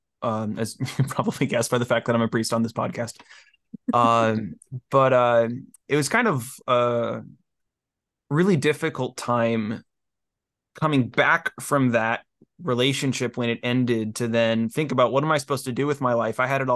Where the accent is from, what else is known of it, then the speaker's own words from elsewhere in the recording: Ohio, United States; also born or lived in New Hampshire; I moved back to Ohio from New Hampshire after college